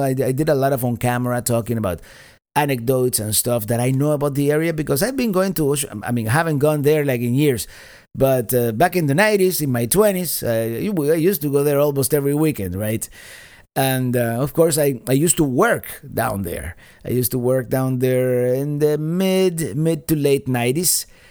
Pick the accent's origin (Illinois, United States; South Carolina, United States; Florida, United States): Florida, United States; Miami; Miami is, is, is, being my hometown is a city